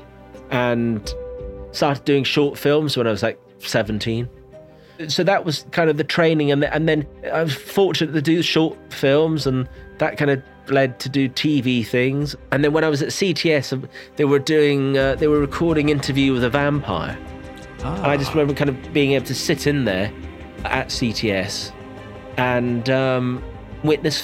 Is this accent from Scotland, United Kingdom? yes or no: yes; Inverness, Scotland, United Kingdom; I grew up in the Highlands of Scotland, in a place called Inverness